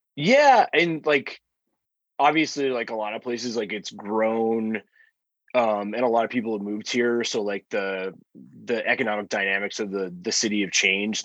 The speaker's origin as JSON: {"language": "English", "town": "Albuquerque", "region": "New Mexico", "country": "United States", "moved": "as an adult", "lives_now": "Denver, United States", "said": "I'm originally from Albuquerque."}